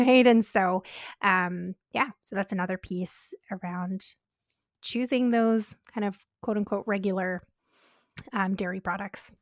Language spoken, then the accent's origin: English; Canada; We're Canadian dietitians